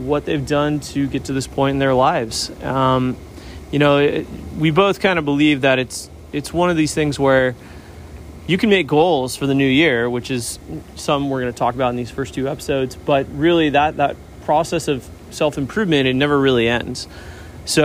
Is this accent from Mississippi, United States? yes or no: no; Newport Beach, California, United States; I grew up here in Newport Beach